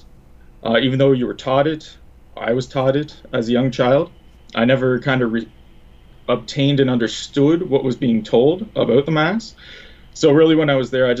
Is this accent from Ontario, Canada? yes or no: yes; outside Tilbury, near Merlin, Ontario, Canada; I grew up outside of Tilbury, kind of closer to Merlin